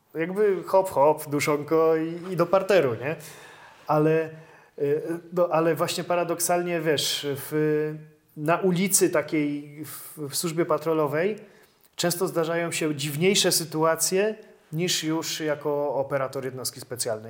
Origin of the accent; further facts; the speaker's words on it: Kraków, Lesser Poland, Poland; pochodzę z Krakowa, chciałem pracować w Krakowie